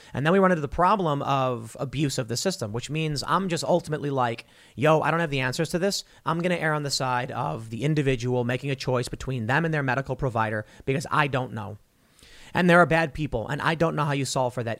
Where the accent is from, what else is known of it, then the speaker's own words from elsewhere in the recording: Chicago, Illinois, United States; also born or lived in Miami, Florida; now in West Virginia, United States; I grew up in Chicago.